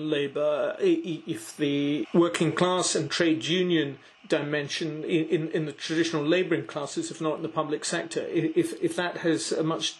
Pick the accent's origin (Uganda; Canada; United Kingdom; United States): United Kingdom; Scotland; I remember growing up in Scotland in the 1970s and 80s